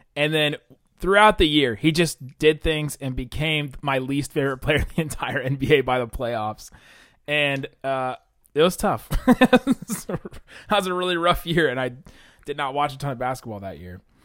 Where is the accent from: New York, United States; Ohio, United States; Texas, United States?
Ohio, United States; Southern; also born or lived in Southern California; I was born in Southern California. Boo. Grew up in Southern Ohio